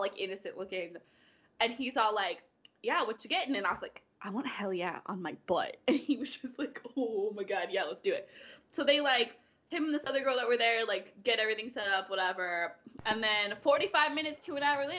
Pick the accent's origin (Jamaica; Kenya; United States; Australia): United States; Washington; moved away as an adult; now in Nashville, United States; we're both originally from Washington State. I currently live, like 20 minutes outside of Nashville, Tennessee